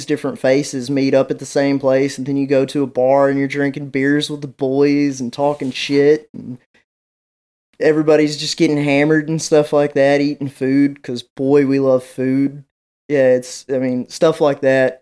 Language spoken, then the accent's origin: English; West Tennessee, United States; I'm from West Tennessee